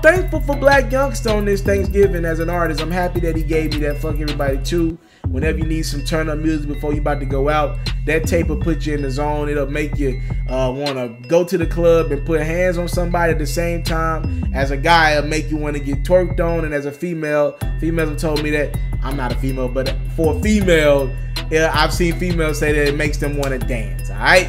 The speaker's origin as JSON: {"language": "English", "town": "Memphis", "region": "Tennessee", "country": "United States", "tie": "born or raised there", "said": "my hometown of Memphis, Tennessee"}